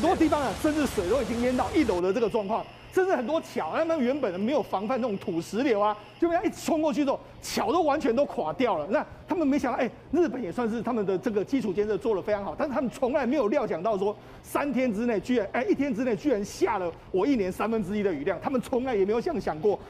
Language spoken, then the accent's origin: Chinese; Taiwan; 我们台湾人